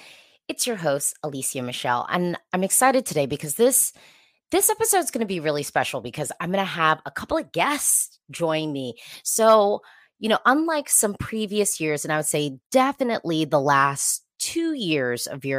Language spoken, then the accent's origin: English; United States; me being an American Eurovision fan